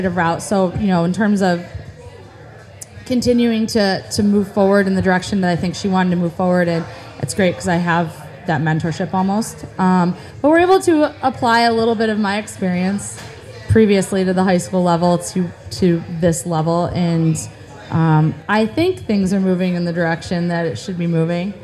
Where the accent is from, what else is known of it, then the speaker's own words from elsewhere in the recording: Baldwinsville, New York, United States; now in Liverpool, United States; I'm from Baldwinsville, actually, originally.